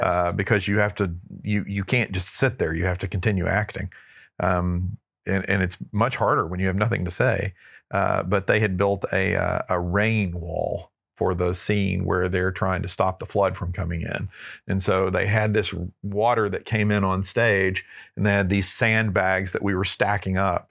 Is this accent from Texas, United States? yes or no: yes; Texarkana, Texas, United States; I grew up in Northeast Texas in Texarkana